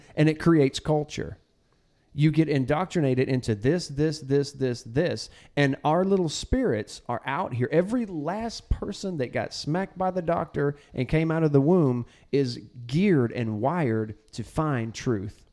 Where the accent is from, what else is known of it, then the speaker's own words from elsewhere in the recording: Texas, United States; now in Arkansas, United States; I'm from Texas. When we came, when we moved to Arkansas